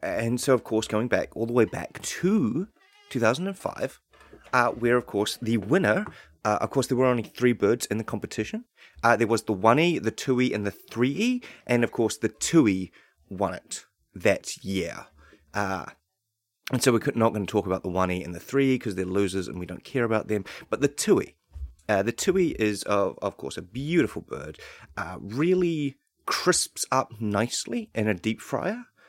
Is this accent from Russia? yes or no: no; New Zealand; growing up in New Zealand